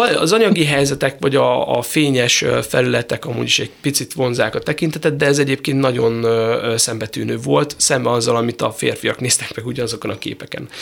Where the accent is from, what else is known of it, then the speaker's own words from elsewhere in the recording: Szeged, Csongrád-Csanád, Hungary; én ugye Szegedről jöttem